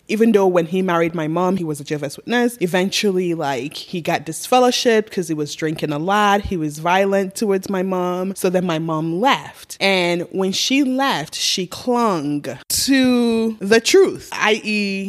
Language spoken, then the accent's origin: English; Ghana; moved away; also born or lived in Nigeria; I grew up in Africa.